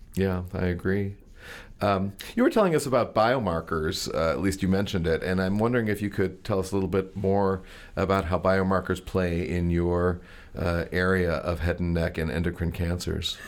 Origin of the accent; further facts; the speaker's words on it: Maryland, United States; the Maryland culture from where I come